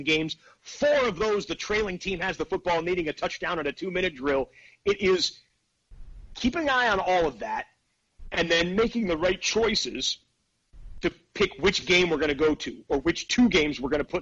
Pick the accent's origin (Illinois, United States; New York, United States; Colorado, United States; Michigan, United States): Michigan, United States; Detroit; moved away; I grew up in the Detroit area, so the Lions were my team growing up